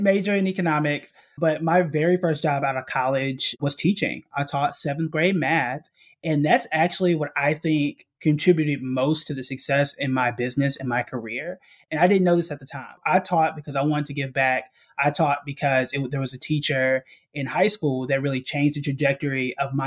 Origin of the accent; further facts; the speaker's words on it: Tulsa, Oklahoma, United States; moved away as an adult; also born or lived in New York City; I was born and raised in Tulsa, Oklahoma, which is also known as Black Wall Street